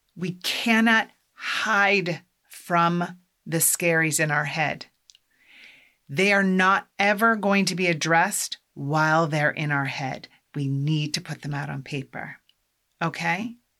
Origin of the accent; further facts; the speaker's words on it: Iowa, United States; now in Massachusetts, United States; I'm from Iowa